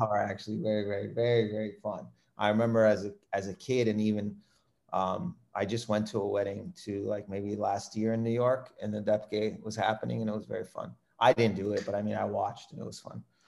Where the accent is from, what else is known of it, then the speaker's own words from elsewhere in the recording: Windsor, Ontario, Canada; I was born in Windsor, Ontario. It's the city that I grew up